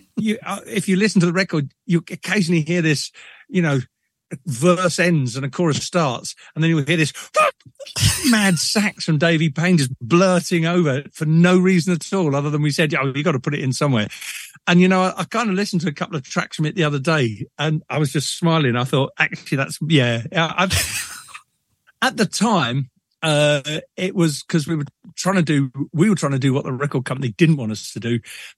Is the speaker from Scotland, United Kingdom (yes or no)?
no; Liverpool, North West England, United Kingdom; born there; I mean, I was born in Liverpool, support Liverpool.